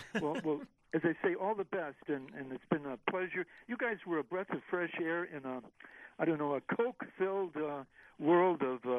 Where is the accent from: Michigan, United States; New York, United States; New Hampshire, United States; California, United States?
Michigan, United States; Detroit; also born or lived in West Virginia; when I moved from West Virginia to Detroit, I cried for a year.